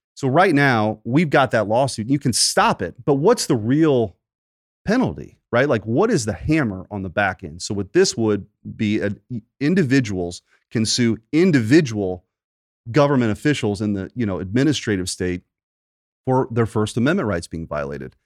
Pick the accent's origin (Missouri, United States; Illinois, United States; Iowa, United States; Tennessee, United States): Missouri, United States; Bridgeton; I grew up in Bridgeton, not too far from here